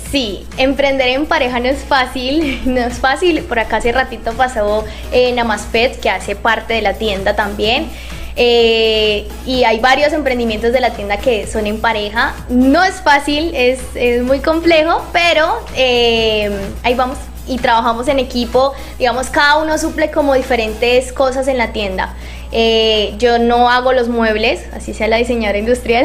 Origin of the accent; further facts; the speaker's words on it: Palmira, Valle del Cauca, Colombia; yo soy de Palmira